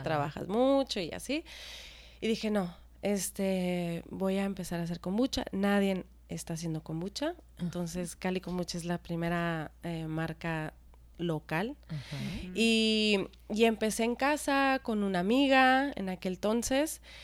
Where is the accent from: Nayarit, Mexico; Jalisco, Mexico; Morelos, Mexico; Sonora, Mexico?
Sonora, Mexico; also born or lived in United States; yo soy de Sonora